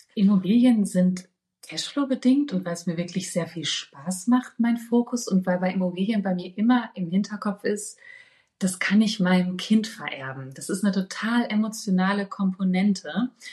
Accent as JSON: {"language": "German", "area": "Ruhr area", "region": "North Rhine-Westphalia", "country": "Germany", "tie": "born or raised there", "also_born_or_lived": "Berlin", "moved": "yes", "said": "ich komme ja aus dem Ruhrgebiet gebürtig"}